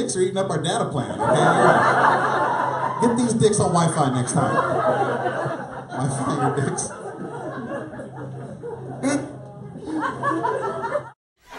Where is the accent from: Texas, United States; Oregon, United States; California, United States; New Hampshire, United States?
Texas, United States; McAllen; I'm a native Texan, born and raised in McAllen, Texas. I'm from the Rio Grande Valley